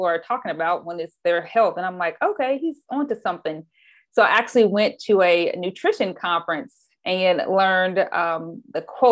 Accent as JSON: {"language": "English", "town": "Anderson", "region": "Indiana", "country": "United States", "tie": "born or raised there", "moved": "yes", "lives_now": "Oakland, United States", "said": "I actually grew up in a city called Anderson, Indiana. So Midwest girl"}